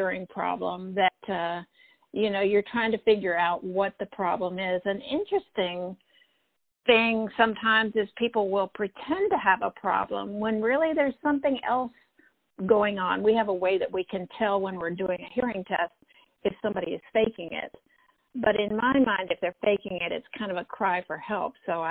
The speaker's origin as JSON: {"language": "English", "town": "Elon", "region": "North Carolina", "country": "United States", "tie": "born or raised there", "said": "I grew up in Elon College"}